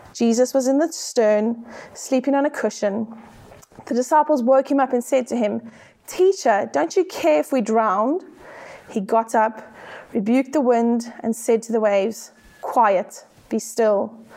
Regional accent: South Africa; accent: South African; now in United Kingdom; I am South African, as you can hear by my accent

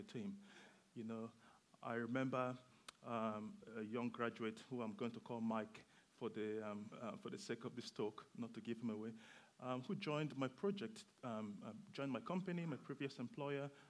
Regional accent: Nigeria; now in Bedford, United Kingdom; I am Nigerian, and I moved to the UK for the weather.

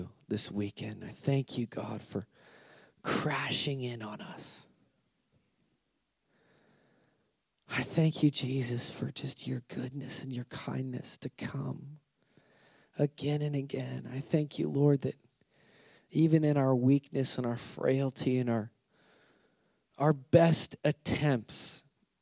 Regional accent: United States; I'm American

